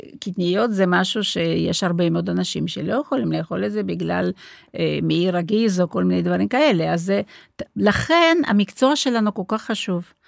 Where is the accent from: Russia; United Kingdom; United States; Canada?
Russia; Moscow; Hebrew is a second language; moved away as an adult; also born or lived in Rehovot, Israel; now in Israel; אני הרי לא נולדתי פה, נולדתי במוסקבה, באתי לפה בגיל 25